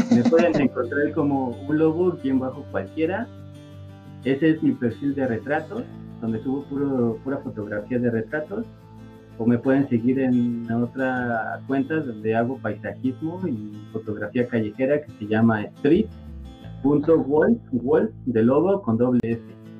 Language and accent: Spanish; Mexico